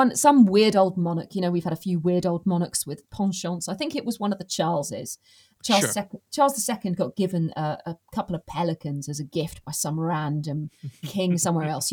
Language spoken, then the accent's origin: English; England, United Kingdom; we're English